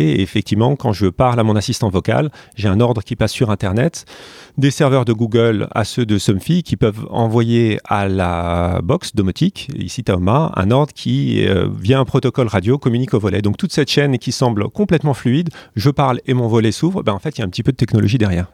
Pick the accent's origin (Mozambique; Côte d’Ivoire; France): France; je suis français